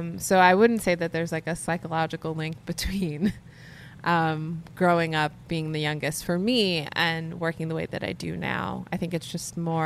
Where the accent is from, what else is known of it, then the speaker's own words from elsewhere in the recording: New York City, New York, United States; I grew up in Canarsie, Brooklyn